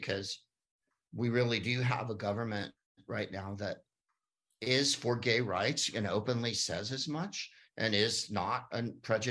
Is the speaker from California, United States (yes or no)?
yes; San Carlos, California, United States; also born or lived in Palo Alto; there wasn't that many Jews where I grew up in St. Carlos